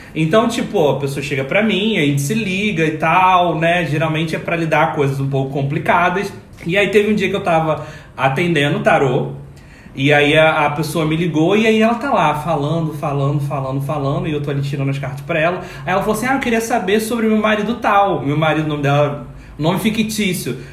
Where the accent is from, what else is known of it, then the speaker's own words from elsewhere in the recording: Macaé, Rio de Janeiro, Brazil; Eu, jovenzinho, estava lá na cidade da onde eu nasci, em Macaé